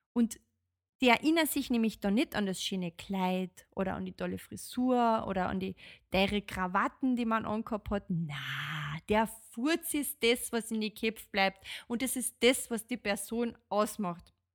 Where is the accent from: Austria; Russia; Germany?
Austria; bei uns in Österreich